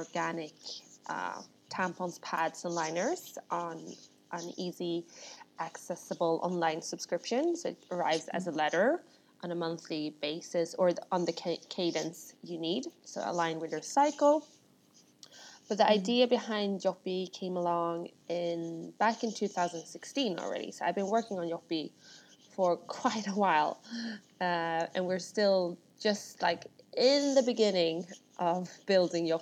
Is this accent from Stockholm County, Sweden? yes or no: yes; Stockholm, Stockholm County, Sweden; moved away as an adult; now in London, United Kingdom; I'm born and raised in Sweden, with Russian parents, and I grew up in Stockholm